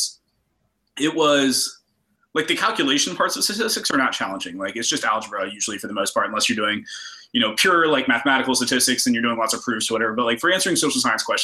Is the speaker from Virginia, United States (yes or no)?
yes; Roanoke, Virginia, United States; growing up in Roanoke, you kind of go to UVA or you go to tech